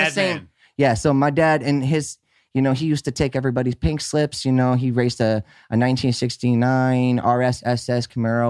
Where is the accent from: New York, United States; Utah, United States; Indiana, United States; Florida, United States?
Florida, United States; Miami; I come from Miami. I come from Miami.